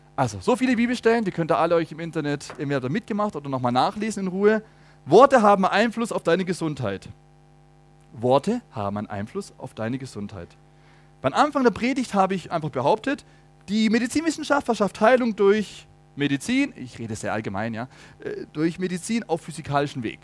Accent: Germany; bei uns in Deutschland

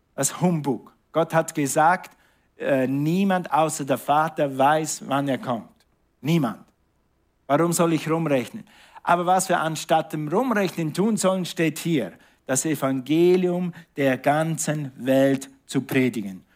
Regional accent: Switzerland; moved away; Und ich bin in der Schweiz aufgewachsen

